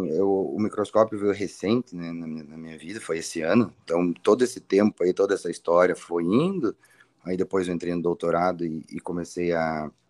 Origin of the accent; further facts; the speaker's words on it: Fortaleza, Ceará, Brazil; now in Curitiba, Brazil; O que, que, você achou da minha terra?